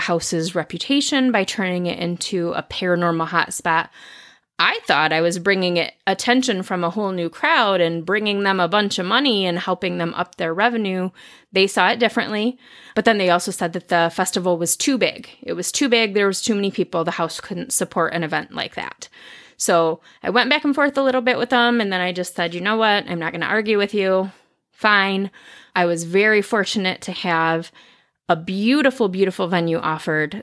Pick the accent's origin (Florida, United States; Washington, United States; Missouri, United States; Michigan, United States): Michigan, United States; Lansing; I'm from Lansing. I wanted to keep it in Lansing.